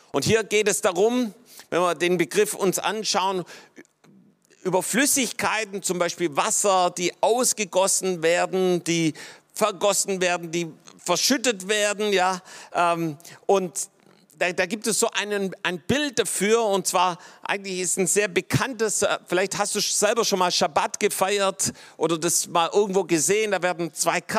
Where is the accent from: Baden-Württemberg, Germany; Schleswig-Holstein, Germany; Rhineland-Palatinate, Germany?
Baden-Württemberg, Germany; so als Schwabe hält man das fast nicht aus, wenn, wenn das dann überfließt